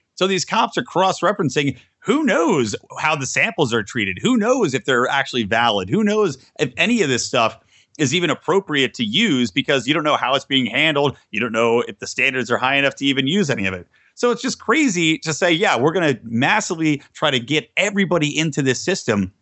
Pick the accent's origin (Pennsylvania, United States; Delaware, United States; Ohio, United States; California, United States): Pennsylvania, United States; Yardley; I grew up in Bucks County, Pennsylvania